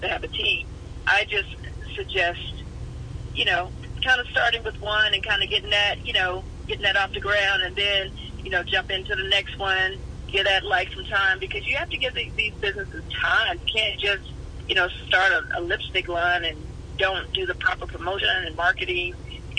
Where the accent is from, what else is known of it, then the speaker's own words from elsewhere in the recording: Alabama, United States; moved away; I'm from Alabama